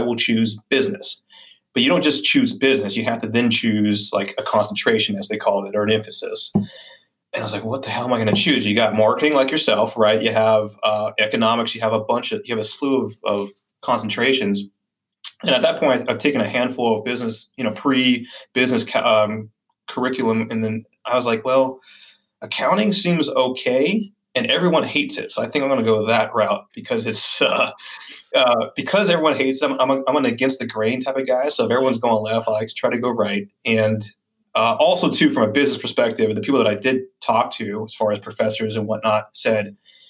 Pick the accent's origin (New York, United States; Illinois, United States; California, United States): California, United States; Hacienda Heights; also born or lived in Fullerton, California; SoCal, yeah, small city called Hacienda Heights. It's technically LA County, about 20 miles east